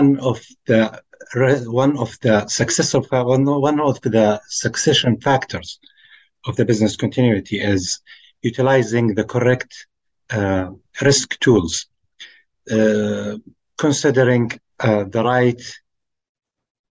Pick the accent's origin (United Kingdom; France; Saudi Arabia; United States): Saudi Arabia; I'm from Saudi Arabia